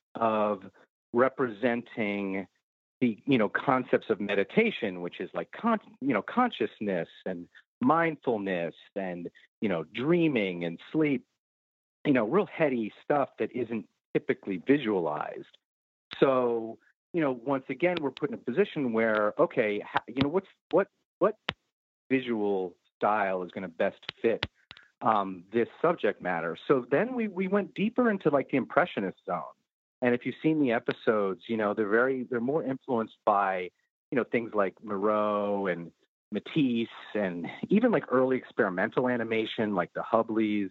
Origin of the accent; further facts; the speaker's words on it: New York City, New York, United States; We've had my studio running in Brooklyn for 22 years now